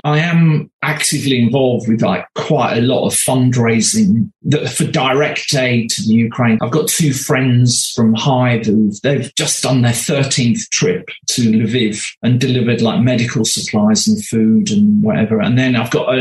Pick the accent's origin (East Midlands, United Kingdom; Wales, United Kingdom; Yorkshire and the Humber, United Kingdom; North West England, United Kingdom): Yorkshire and the Humber, United Kingdom; Bradford; I ended up growing up in Bradford